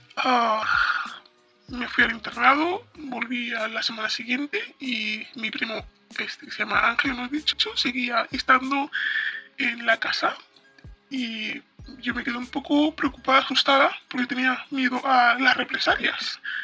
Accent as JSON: {"language": "Spanish", "country": "Spain", "tie": "born or raised there", "also_born_or_lived": "Morocco", "said": "venimos de Marruecos y nos hemos vivido a España desde que yo tenía ocho meses aproximadamente. Llevo viviendo aquí"}